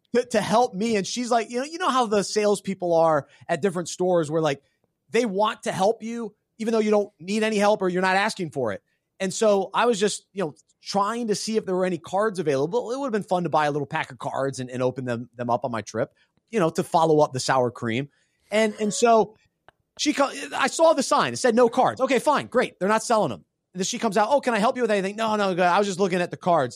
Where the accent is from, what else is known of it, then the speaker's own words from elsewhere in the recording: New Mexico, United States; I was born in New Mexico